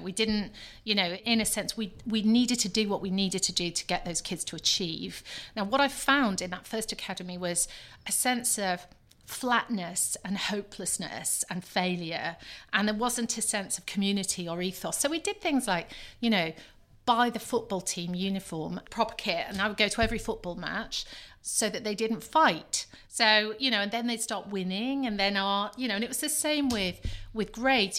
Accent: Scunthorpe, Yorkshire and the Humber, United Kingdom; I was born in Scunthorpe, daughter of a steelworker

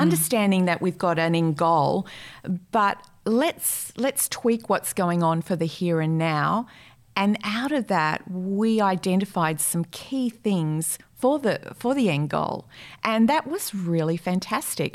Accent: Brisbane, Queensland, Australia; moved away as an adult; also born or lived in Rockhampton / Sydney; now in Perth, Australia; I'm originally from Brisbane, born in Rockhampton

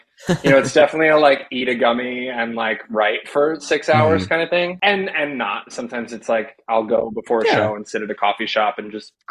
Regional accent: Ringwood, New Jersey, United States; moved away; I'm from Ringwood, New Jersey. It's like 45 minutes west of the city.

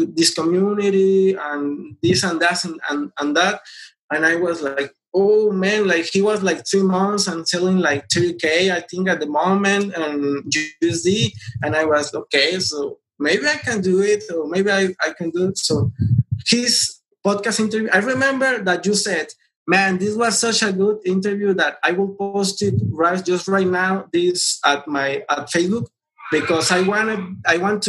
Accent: Mexico; I am from Mexico.

